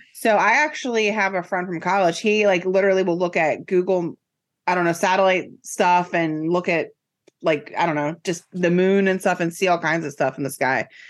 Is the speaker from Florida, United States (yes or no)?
no; Silver Spring, Maryland, United States; I grew up in Silver Spring, Maryland, and it's the suburb of D C